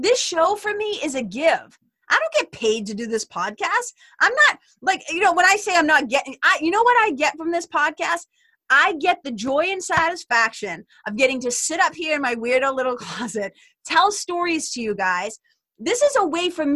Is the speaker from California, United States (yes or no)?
no; Lawrence, Massachusetts, United States; where I grew up in Lawrence, Mass.